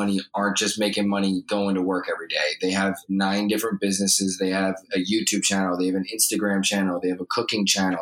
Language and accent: English; New York, United States; moved away as an adult; now in Los Angeles, United States; I'm from New York, but I'm located in LA now. For about 5 years